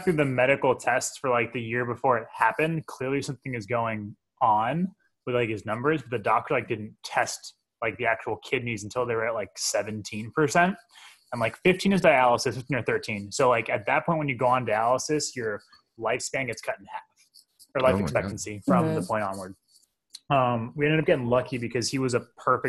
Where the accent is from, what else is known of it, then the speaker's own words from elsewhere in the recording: Los Angeles, California, United States; moved away as an adult; also born or lived in Boston / Bay Area / United Kingdom; now in New York, United States; I'm initially from LA. I've also kind of moved around